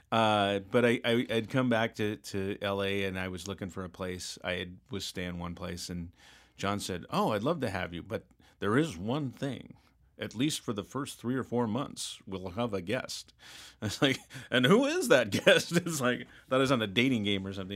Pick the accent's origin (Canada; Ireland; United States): United States; Seattle, Washington; I grew up in Seattle